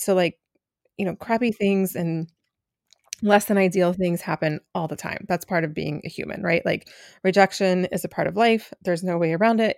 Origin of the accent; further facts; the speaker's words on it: Asheville, North Carolina, United States; now in Philadelphia, United States; I am joining you from Asheville, North Carolina.